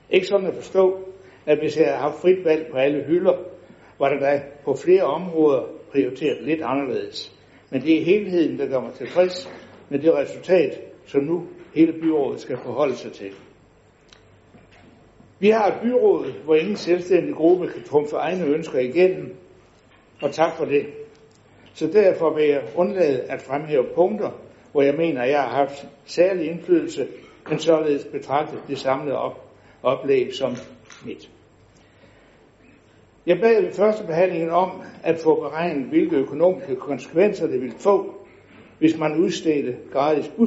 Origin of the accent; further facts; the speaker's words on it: West Jutland, Southern Denmark, Denmark; Som indfødt vestjyde er man nærmest født med en DNA, der forbyder uddeling af alt for mange roser.